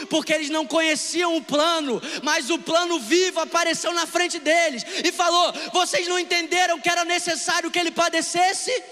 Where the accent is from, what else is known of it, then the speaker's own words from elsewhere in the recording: Niterói, Rio de Janeiro, Brazil; porque eu sou da Lagoa em Niterói, por mais que isso seja maravilhoso?